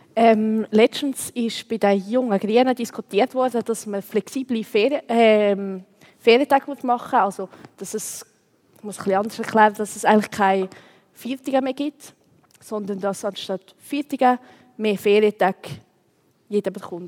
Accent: Switzerland; wir in der Schweiz

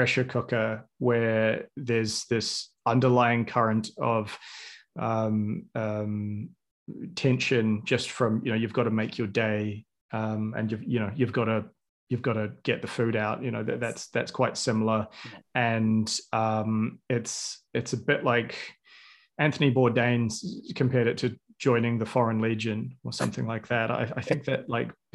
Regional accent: New Zealand; I was 13 when Lord of the Rings came out, and I'm from New Zealand.

